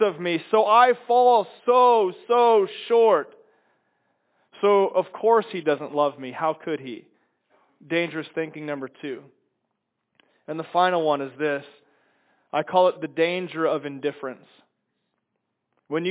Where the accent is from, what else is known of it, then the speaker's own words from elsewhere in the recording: Chicago, Illinois, United States; moved away; I'm from Chicago